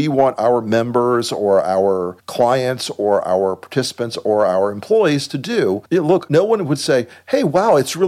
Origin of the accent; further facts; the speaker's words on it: the South, United States; I am from the South